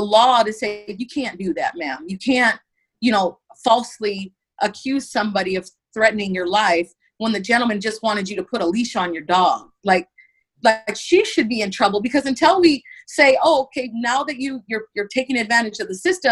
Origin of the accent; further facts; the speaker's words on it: Santa Barbara, California, United States; I was born and raised in Santa Barbara, California